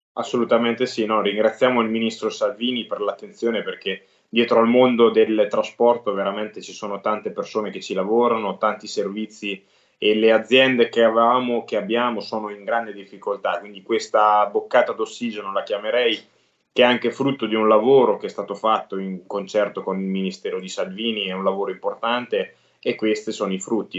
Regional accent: Fano, Marche, Italy; siamo sulla costa, sul mare a Fano, quindi io sono di Fano

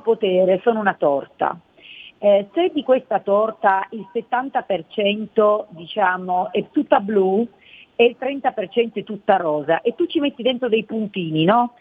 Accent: Cuneo, Piedmont, Italy; now in Milan, Italy; nella città dove sono nata, a Cuneo

